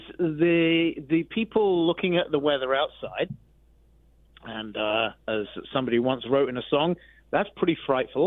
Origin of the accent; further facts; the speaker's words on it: Central Florida, United States; accent: North Florida; now in Iowa, United States; I was from Central Florida